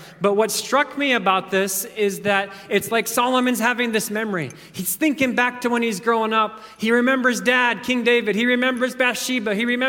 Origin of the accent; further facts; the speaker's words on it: Kenya; I was thinking back to growing up in Kenya. Oftentimes, the power would go out for 2-3 days at a time.